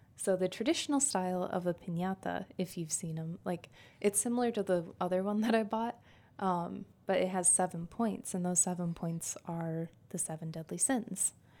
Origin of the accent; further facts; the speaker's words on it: Southwest, United States; I grew up in the Southwest